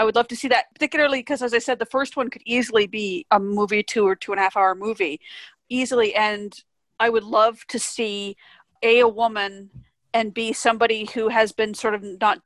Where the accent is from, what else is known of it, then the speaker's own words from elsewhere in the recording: Vancouver, British Columbia, Canada; I'm from Vancouver.